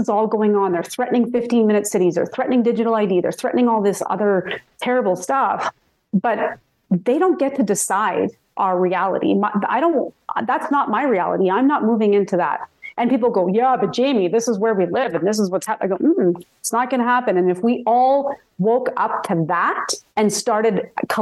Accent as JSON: {"language": "English", "town": "Red Deer", "region": "Alberta", "country": "Canada", "tie": "born or raised there", "said": "growing up in Red Deer"}